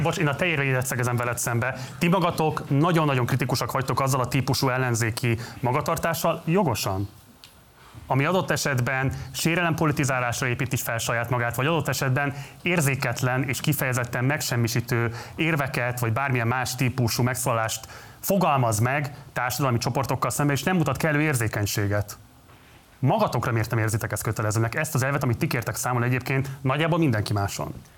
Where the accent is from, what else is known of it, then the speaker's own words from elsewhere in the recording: Budapest, Hungary; én az hetedik kerületben nőttem fel